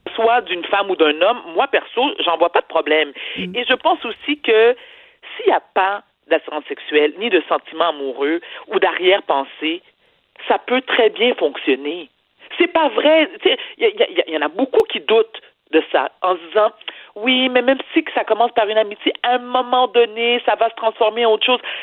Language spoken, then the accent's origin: French; Quebec, Canada; je suis une Québécoise, fière de l'être, née au Québec